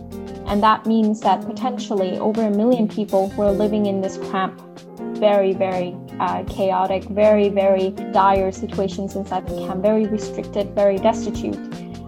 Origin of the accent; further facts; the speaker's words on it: Northern Rakhine State, Myanmar; I was born in Northern Rakhine State. It's off of the western part of Myanmar, or Burma, as previously known. And my people have been undergoing something really, really tragic.